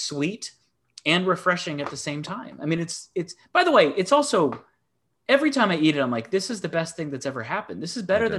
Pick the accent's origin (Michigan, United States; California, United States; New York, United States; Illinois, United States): Michigan, United States; Ann Arbor; Ann Arbor, Michigan, my hometown, beautiful liberal Midwest college town.